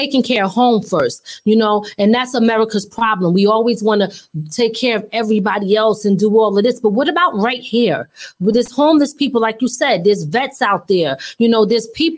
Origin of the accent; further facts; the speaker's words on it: Philadelphia, Pennsylvania, United States; moved away; I'm originally from Philly